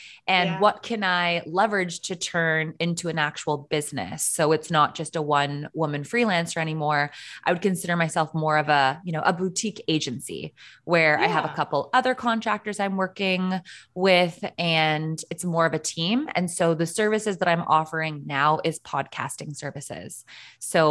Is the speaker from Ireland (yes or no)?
no; Canada; as a Canadian